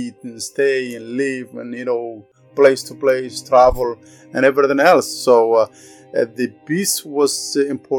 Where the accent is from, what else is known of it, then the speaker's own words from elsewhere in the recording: Beledweyne, Hiran, Somalia; moved away as an adult; also born or lived in Kenya; now in Canada; I grew up a city called Balladwayne, and that was in the middle of the country.